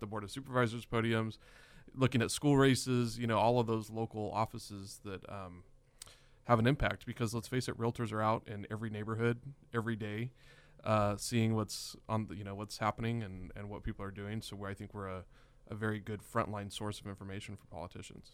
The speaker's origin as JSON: {"language": "English", "area": "Madera County", "region": "California", "country": "United States", "tie": "born or raised there", "also_born_or_lived": "Fresno, California", "said": "Born, yeah, Saint Agnes. I grew up actually in the foothills up in Madera County."}